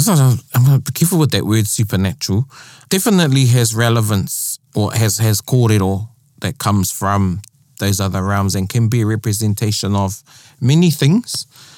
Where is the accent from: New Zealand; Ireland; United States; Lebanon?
New Zealand; I say I'm a Māori from Aotearoa. Yeah, I'm Māori.